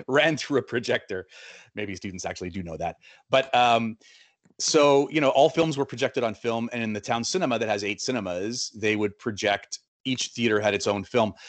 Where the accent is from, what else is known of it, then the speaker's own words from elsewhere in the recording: Winnipeg, Manitoba, Canada; moved away as an adult; also born or lived in Buenos Aires; I'm a South End Winnipegger